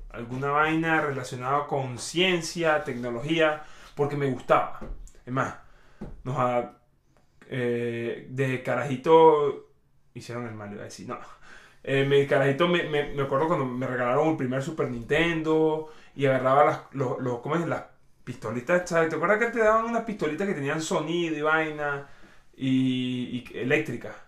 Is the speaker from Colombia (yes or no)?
no; Venezuela; soy venezolano rajado